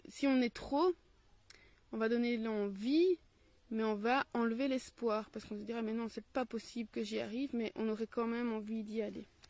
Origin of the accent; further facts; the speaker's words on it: Belgium; accent: Belgian; j'ai mon accent belge